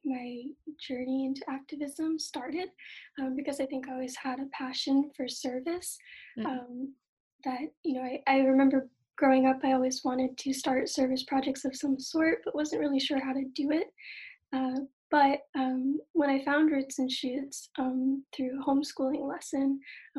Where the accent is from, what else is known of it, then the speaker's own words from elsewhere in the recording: Rehoboth, Massachusetts, United States; I'm from Rehoboth, Massachusetts